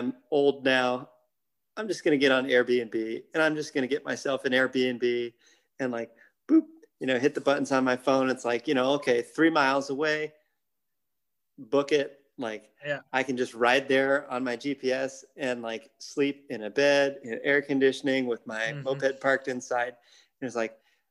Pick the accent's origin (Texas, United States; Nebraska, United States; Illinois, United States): Nebraska, United States; I'm from Nebraska